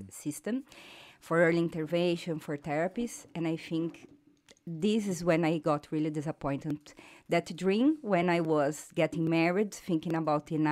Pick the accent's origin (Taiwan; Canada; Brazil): Brazil; English is a second language; moved away as an adult; now in Ireland; I'm from Brazil.